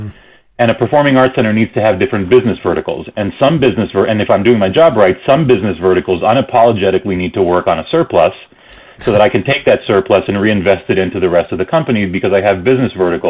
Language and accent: English; Argentina; also born or lived in Toronto, Canada / New York, United States; now in Calgary, Canada; So I remember growing up in Argentina